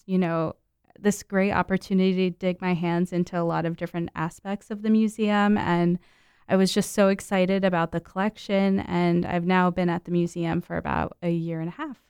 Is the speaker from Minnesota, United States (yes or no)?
no; Mount Olive, New Jersey, United States; moved away; I grew up in New Jersey